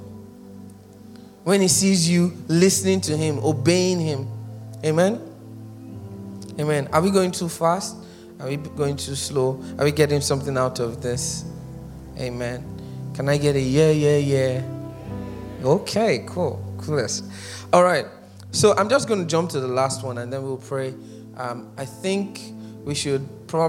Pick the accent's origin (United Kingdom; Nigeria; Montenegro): Nigeria; being born a Nigerian and haven't lived here for a while